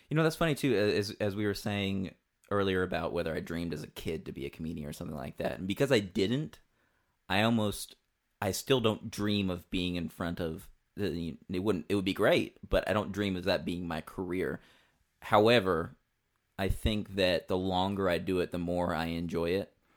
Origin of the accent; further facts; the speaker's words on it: southeastern Kentucky, United States; I grew up in southeastern Kentucky